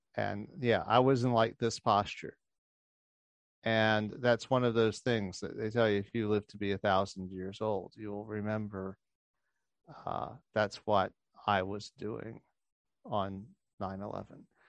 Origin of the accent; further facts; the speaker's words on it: New Orleans, Louisiana, United States; I grew up in New Orleans